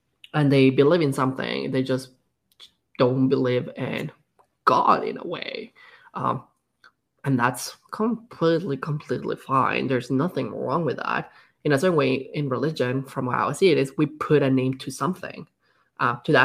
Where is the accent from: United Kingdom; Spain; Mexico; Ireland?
Mexico; now in Canada; growing up in Mexico, which is a very Catholic country